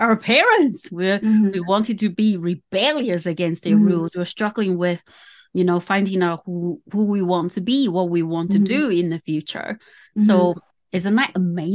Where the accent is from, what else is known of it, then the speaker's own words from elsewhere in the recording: Taiwan; moved away; I was born in Taiwan. It's Asian culture, so it's very different